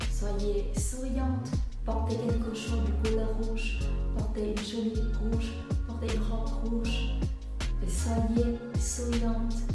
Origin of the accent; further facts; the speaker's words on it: Vietnam; French is a second language; now in France; Ça fait 20 ans, je vis en France J'ai une double culture Je suis vietnamienne d'origine Et je suis en France depuis 20 ans